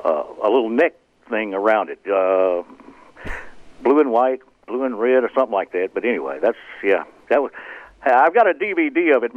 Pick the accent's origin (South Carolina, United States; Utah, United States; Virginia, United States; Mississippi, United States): Mississippi, United States; Greenville; I'm being from Greenville, Mississippi.